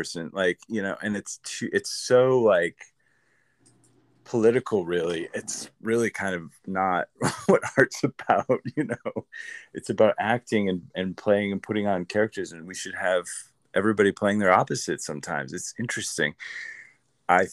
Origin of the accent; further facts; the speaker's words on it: Grand Rapids, Michigan, United States; moved away as an adult; also born or lived in Illinois; now in Los Angeles, United States; I'm Midwest. I'm like upper Midwest. Like I grew up 3 hours from Chicago in Illinois, and then we moved back to Michigan, and I was another 3 hours from Chicago in Michigan